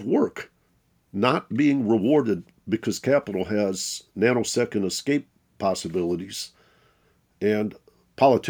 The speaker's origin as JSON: {"language": "English", "town": "Detroit", "region": "Michigan", "country": "United States", "tie": "born or raised there", "said": "I grew up in Detroit, Michigan."}